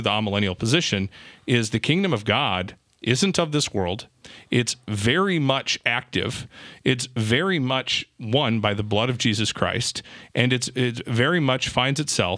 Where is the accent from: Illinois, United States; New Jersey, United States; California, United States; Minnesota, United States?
Minnesota, United States; I'm from Minnesota